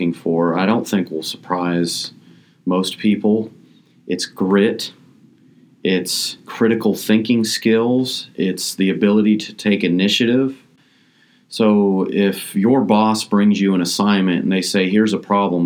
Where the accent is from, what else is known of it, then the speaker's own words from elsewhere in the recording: Appalachian Ohio, United States; I'm originally from the Appalachian region of Ohio